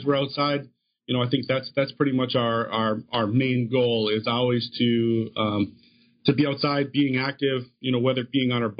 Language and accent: English; Minnesota, United States; moved away as an adult; also born or lived in Denver / Seattle / Upper Peninsula of Michigan; now in Appleton, United States; I was actually born and raised in Minnesota